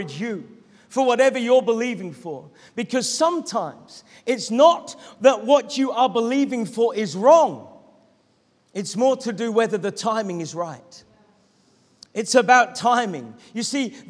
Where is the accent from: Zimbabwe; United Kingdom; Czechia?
United Kingdom; Norwich, East of England; moved away as an adult; now in East Sussex, United Kingdom; to move back to my hometown of Norwich, where I could be near to my family